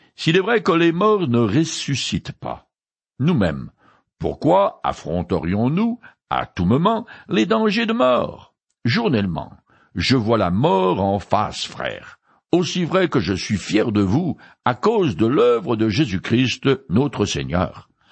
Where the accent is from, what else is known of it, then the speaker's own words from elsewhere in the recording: France; je suis né français et un peu rétro